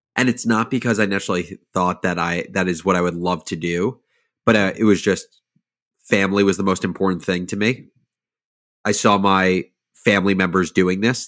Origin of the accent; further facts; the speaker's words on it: suburbs of New Jersey, United States; I grew up in, um, in the suburbs of New Jersey, like forty-five minutes outside of New York City